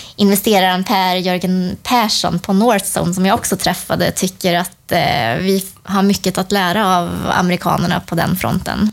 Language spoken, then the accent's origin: Swedish; Sweden; som svensk